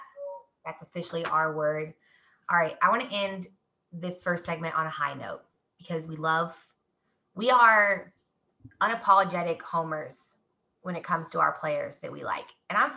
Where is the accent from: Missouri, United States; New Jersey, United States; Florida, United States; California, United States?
Missouri, United States; Kansas City; You guys, I'm from Kansas City and I don't even have a Chiefs anything. I am literally from Kansas City.